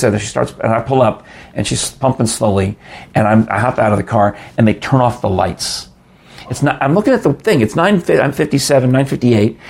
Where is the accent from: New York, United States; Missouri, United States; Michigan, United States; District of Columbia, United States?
New York, United States; New York City; I grew up in New York, and my father and my mother would go to Broadway in those days